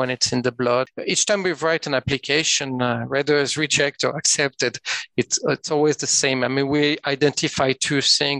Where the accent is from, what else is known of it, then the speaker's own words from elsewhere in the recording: French part of Switzerland, Romandy, Switzerland; accent: French-Swiss; English is a second language; moved away as an adult; also born or lived in Geneva; now in Oslo, Norway; As you can hear from my accent, I'm from the French part of Switzerland